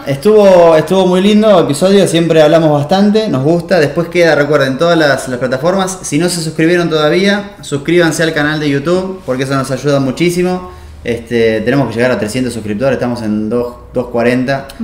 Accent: Buenos Aires, Argentina; nuestro país, por lo menos, o nuestro, donde nosotros nos criamos, eh, en Buenos Aires

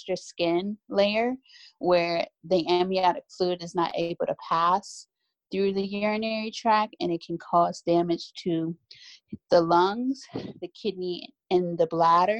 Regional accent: Columbus, Ohio, United States; moved away; I'm originally from Ohio, Columbus to be exact

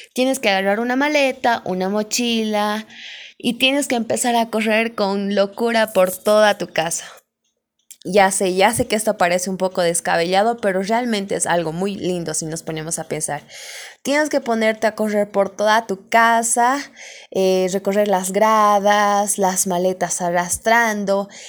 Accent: Bolivia; yo soy de Bolivia, acá en Bolivia

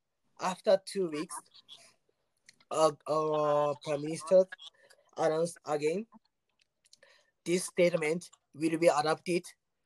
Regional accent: Tokyo, Japan; English is a second language; I'm from Tokyo.

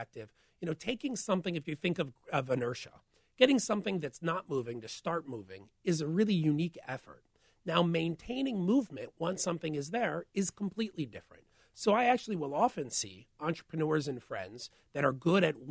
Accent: St. Louis, Missouri, United States; moved away as an adult; also born or lived in former Soviet Union; I grew up in St. Louis

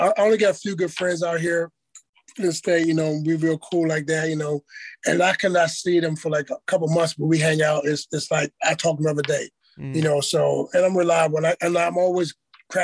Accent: East Coast, United States; moved away; I'm from the East Coast

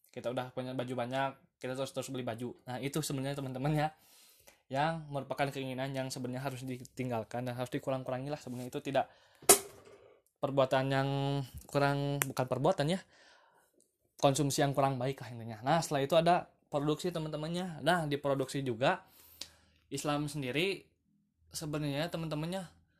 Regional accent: Lembang, West Java, Indonesia; Selamat datang di podcast pertama saya Saya berasal dari Bandung teman-teman Tepatnya di Lembang ya teman-teman

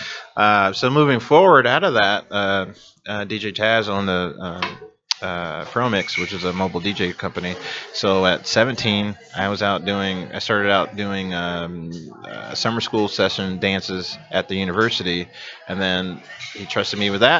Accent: Iowa City, Iowa, United States; as I was growing up in Iowa City

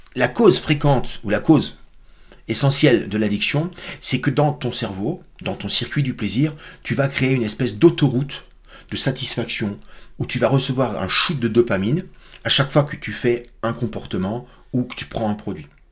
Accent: Alsace, Grand Est, France; je suis Alsacien

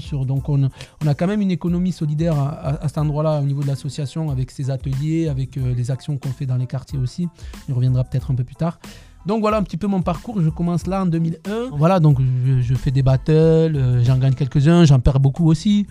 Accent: Tarbes, Occitania, France; Je suis né à Tarbes, dans, le sud-ouest, dans le sud-ouest, donc au pied des Pyrénées, dans un petit quartier.

